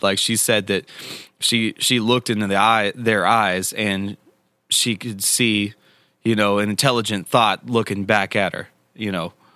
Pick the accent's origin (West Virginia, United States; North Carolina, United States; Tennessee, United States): Tennessee, United States; I grew up here in Tennessee